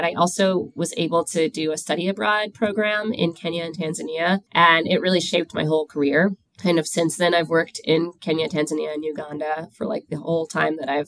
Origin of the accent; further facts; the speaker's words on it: New York City, New York, United States; I grew up in Queens, New York